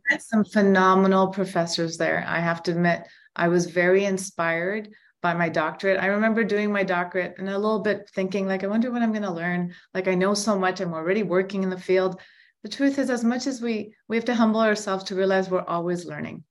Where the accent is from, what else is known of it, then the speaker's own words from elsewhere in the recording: Toronto, Ontario, Canada; I'm born and raised in Toronto